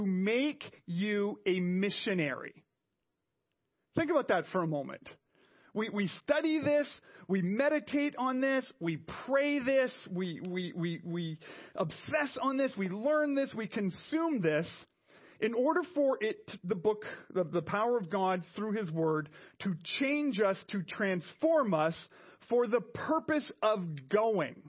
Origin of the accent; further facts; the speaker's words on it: Montreal, Quebec, Canada; moved away; I was from Montreal, where we have a train.